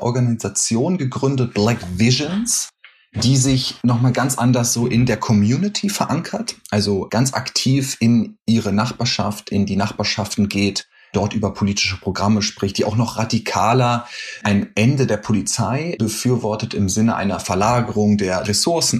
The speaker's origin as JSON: {"language": "German", "region": "Berlin", "country": "Germany", "moved": "as an adult", "lives_now": "New York, United States", "said": "du erwischst mich gerade in Berlin, wo ich herkomme"}